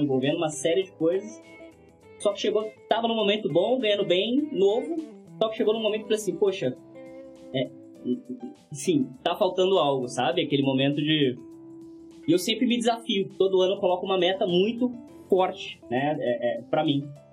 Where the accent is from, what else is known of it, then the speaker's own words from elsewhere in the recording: Guarulhos, São Paulo, Brazil; also born or lived in Franco da Rocha; sempre morei em Guarulhos, nasci em Franco da Roja